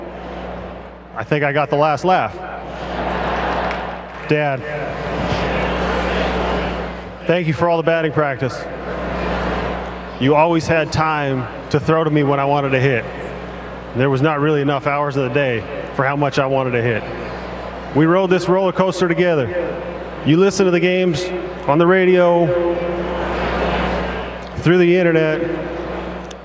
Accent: New Westminster, British Columbia, Canada; I grew up in New Westminster, British Columbia

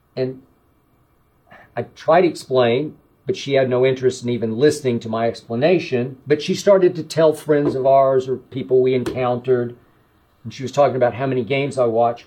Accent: Oklahoma City, Oklahoma, United States; my hometown of Oklahoma City

